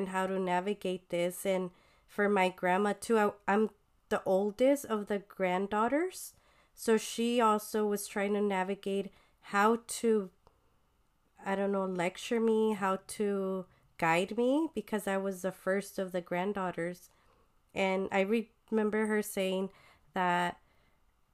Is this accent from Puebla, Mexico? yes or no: no; Sinaloa, Mexico; moved away; I grew up with them since I was born with them in Sinaloa when they were staying in Sinaloa